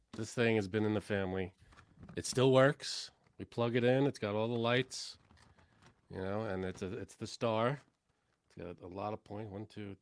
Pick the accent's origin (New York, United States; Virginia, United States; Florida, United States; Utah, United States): New York, United States; New York City; I am from Canarsie